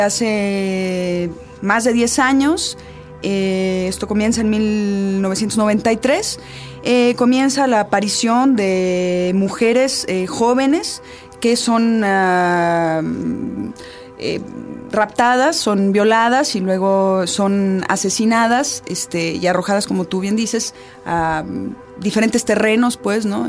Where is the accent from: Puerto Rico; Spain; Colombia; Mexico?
Mexico; Chihuahua; yo soy de Chihuahua